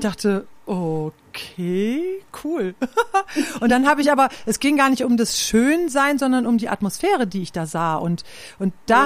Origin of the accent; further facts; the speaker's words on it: Klostermoor, Lower Saxony, Germany; moved away as an adult; Aufgewachsen bin ich in Klostermoor im Landkreis Lea